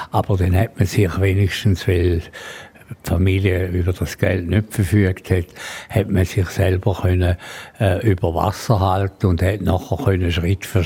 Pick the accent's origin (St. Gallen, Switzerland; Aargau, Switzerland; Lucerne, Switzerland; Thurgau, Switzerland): St. Gallen, Switzerland; Dialekt nie verloren. Also in diesen ganzen 80 Jahren, wo ich bin, obwohl ich... Äh, mich sehr wohl da in Graubünden.